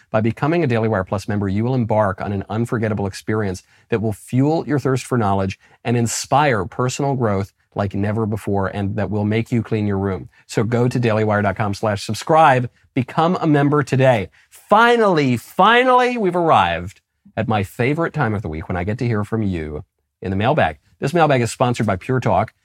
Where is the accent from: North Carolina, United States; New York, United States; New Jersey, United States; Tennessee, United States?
New York, United States; moved away as an adult; also born or lived in New Haven, Connecticut / Los Angeles, California; I'm from New York. I went to Yale and I lived in Los Angeles and worked in show business